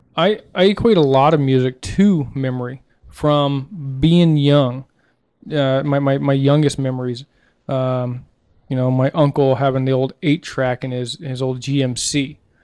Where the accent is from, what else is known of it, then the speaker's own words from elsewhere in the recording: Southeast United States, United States; growing up in, you know, Southeast, you know, United States and Podunk Town